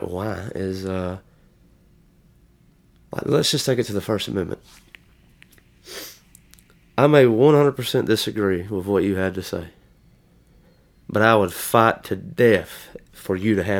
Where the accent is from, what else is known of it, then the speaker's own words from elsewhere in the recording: United States; we as Americans are so centric.